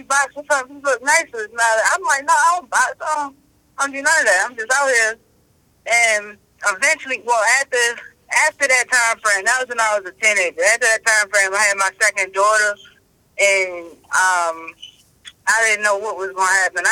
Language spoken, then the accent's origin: English; Baltimore, Maryland, United States; I'm from here. I'm from Baltimore